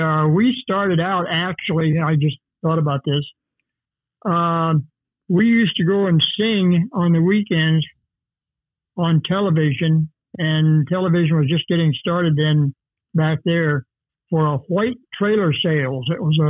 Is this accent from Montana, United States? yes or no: no; Grand Island, Nebraska, United States; moved away as an adult; I was born in Nebraska in a small town, Grand Island. Of course, now it's growing a little bit, but not much. And graduated from Grand Island High School, and then I went into the Navy.